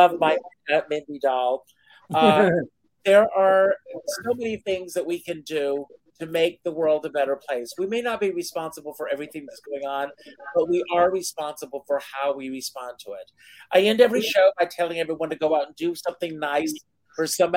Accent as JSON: {"language": "English", "region": "South Carolina", "country": "United States", "tie": "born or raised there", "moved": "yes", "said": "I was out running through tobacco fields in South Carolina"}